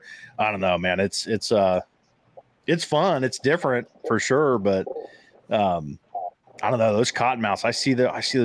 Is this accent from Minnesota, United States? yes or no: no; Ohio, United States; I'm from Ohio